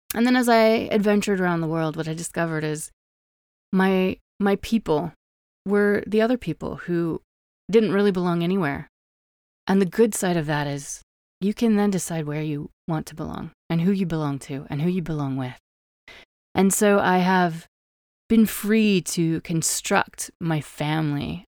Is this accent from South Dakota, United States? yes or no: no; Wyoming, United States; born or raised there